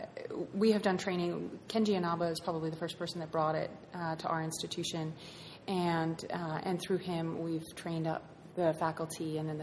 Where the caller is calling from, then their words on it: Los Angeles, California, United States; I'm coming here from Los Angeles.